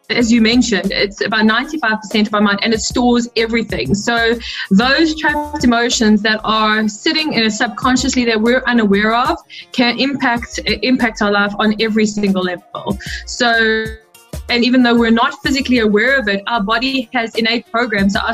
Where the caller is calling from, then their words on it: South Africa; I'm tuned in from South Africa.